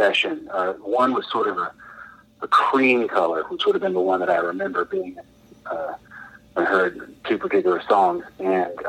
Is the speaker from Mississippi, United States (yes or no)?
yes; West Point, Mississippi, United States; moved away; also born or lived in California; Me and Brad and I, was the bass player up until a couple of years ago. We grew up in West Point